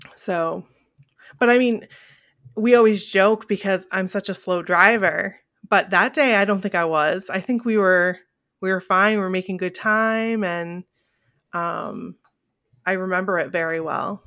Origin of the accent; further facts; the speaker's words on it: Bangor, Maine, United States; we are two girls from Bangor, Maine